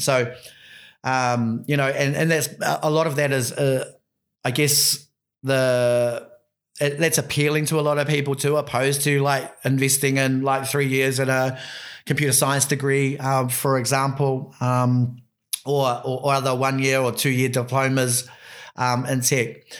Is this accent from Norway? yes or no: no; Bay of Islands, Te Rāwhiti, Northland, New Zealand; I'm from the Bay of Islands, bro. I'm from up at, um, up, up a little place called Te Rāwhiti.